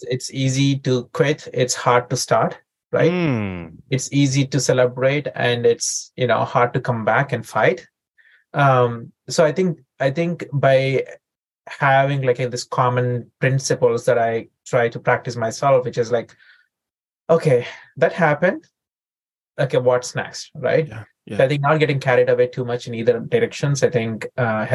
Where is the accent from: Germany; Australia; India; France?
India; moved away as an adult; also born or lived in St. Louis, United States / San Diego, United States; now in United States; I grew up in India and I came to the United States when I was 21